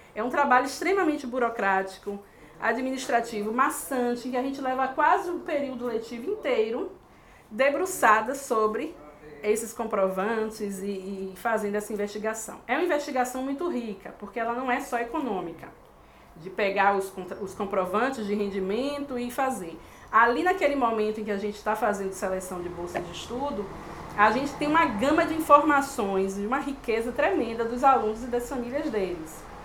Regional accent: Salvador, Bahia, Brazil; moved away as an adult; also born or lived in Lisbon, Portugal; a cidade que eu venho, que é Salvador, localizada no nordeste do Brasil

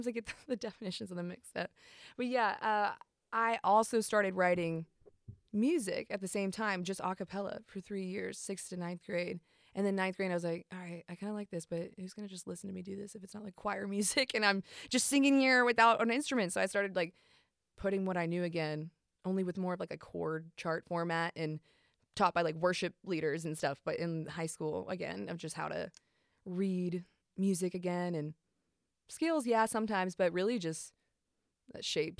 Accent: Marietta, Georgia, United States; also born or lived in Chicago, United States; I was born and adopted in Chicago, Illinois, but raised, you know, outside of Atlanta, Georgia, Marietta.

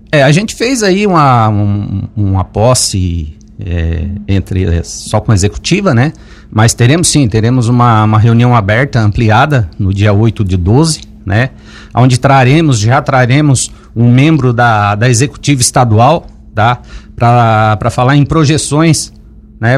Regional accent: Lauro Müller, Santa Catarina, Brazil; minha cidade, que eu nasci, me criei aqui, eu sou daqui de Lauro Miller

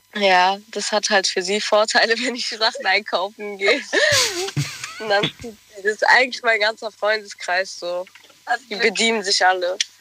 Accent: Mannheim, Baden-Württemberg, Germany; ich komme aus Mannheim

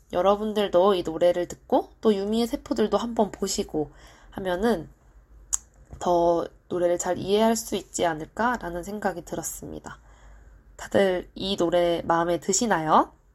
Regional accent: South Korea; 저는 토종 한국인이기 때문에

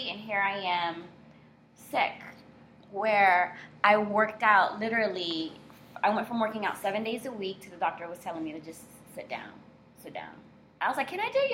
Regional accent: Miami, Florida, United States; also born or lived in Orlando; born and raised in South Florida, of Haitian descent

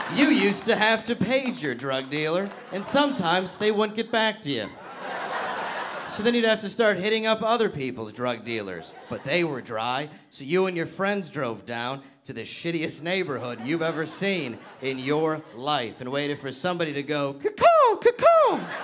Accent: Detroit, Michigan, United States; I'm from Detroit, Michigan, originally.

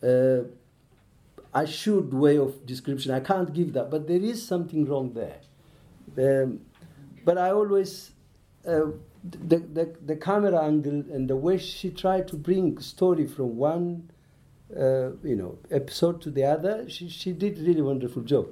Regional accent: Ethiopia; I listen, Amharic, because I'm from Ethiopia.

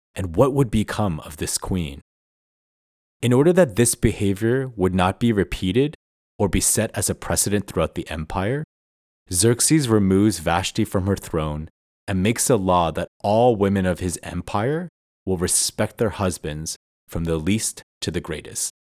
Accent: Toronto, Ontario, Canada; moved away as an adult; also born or lived in Vancouver; moving back to my hometown of Toronto after living in Vancouver for the past six years

